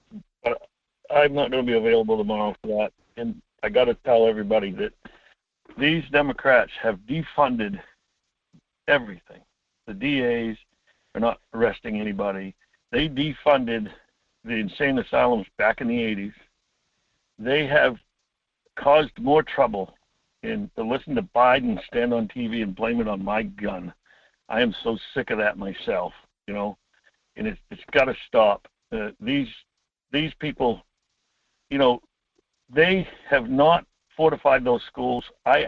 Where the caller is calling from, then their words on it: Homer, Alaska, United States; … from Homer.